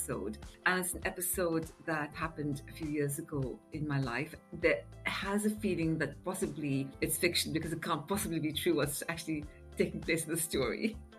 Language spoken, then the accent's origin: English; India; now in United Kingdom; So I'm originally from India, of what I'd say Eurasian parents, not Anglo-Indian, because Anglo-Indian normally means half Indian, half English, and I'm definitely mixed European with some Indian. But I came to England a very long time ago with my family